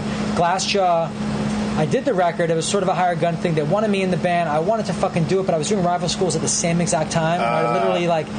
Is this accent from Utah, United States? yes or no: no; New York City, New York, United States; I grew up in New York downtown.